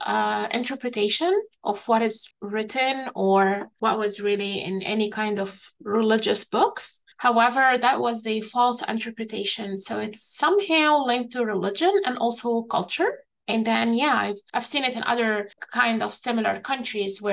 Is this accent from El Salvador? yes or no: no; Egypt; I'm a Middle Eastern. I'm from Egypt.